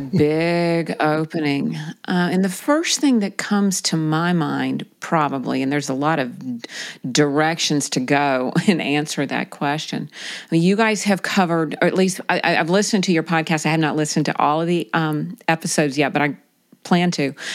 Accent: South Carolina, United States; I grew up in South Carolina

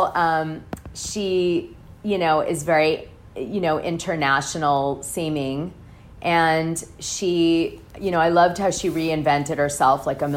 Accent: Greenwich, Connecticut, United States; also born or lived in Hartford, Connecticut; I was raised in Greenwich. I went to Greenwich High.

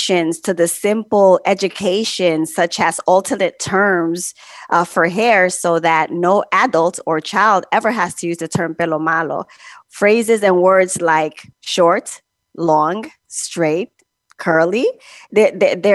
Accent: Honduras; now in Bronx, United States; I was born in Honduras and raised in a small Garifuna village

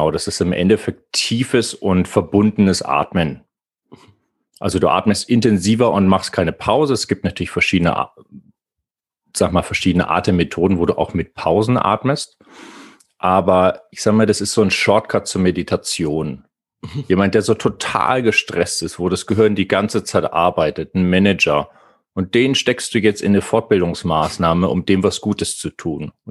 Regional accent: Bavaria, Germany; ich bin äh, in der Nähe groß geworden.

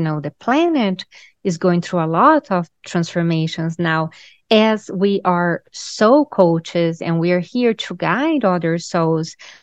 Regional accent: Brazil; also born or lived in Raleigh, North Carolina; now in Carolina Beach, United States; I'm originally from Brazil. So in Brazil, we're very spiritual

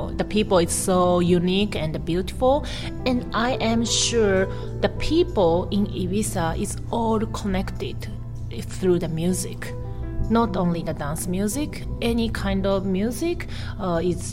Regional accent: Tokyo, Japan; English is a second language; also born or lived in Taiwan; I was born in Taiwan and I raised up in Tokyo, so I'm always struggle with my identity.

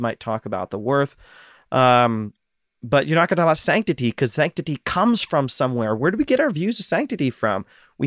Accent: Ohio, United States; now in Pacific Northwest, United States; I'm from Ohio

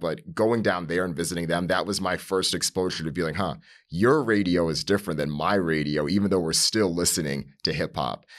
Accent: Northeast, United States; as someone that grew up in the Northeast

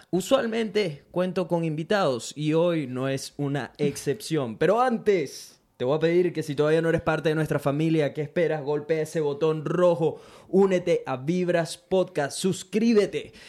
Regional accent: Venezuela; now in Brisbane, Australia; Soy un latino, específicamente venezolano, que vive en Brisbane, Australia

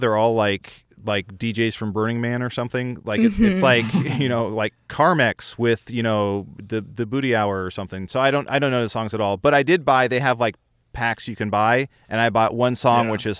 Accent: Liverpool, North West England, United Kingdom; Well, I'm from Liverpool, and I know the song.

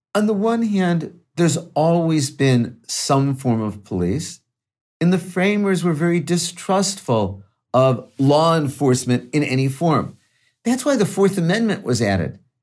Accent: Chicago, Illinois, United States; moved away as an adult; also born or lived in Irvine / Durham / Los Angeles; now in Berkeley, United States; I grew up in Chicago, grew up in a working class family

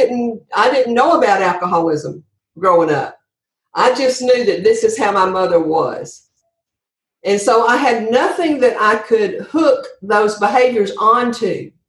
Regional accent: Andalusia, Alabama, United States; Yes. Andalusia, Alabama is my hometown.

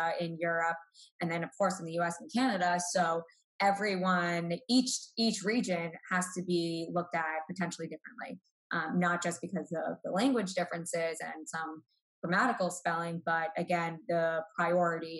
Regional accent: Boston, Massachusetts, United States; I'm from Boston, 25 minutes outside the city. So born and raised Boston sports fan

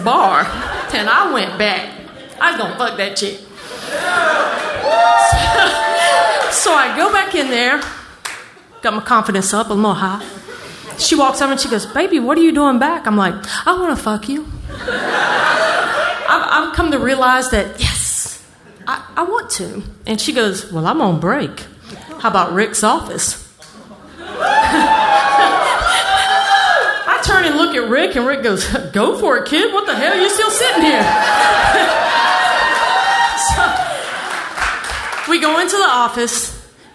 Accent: New Orleans, Louisiana, United States; I grew up in New Orleans

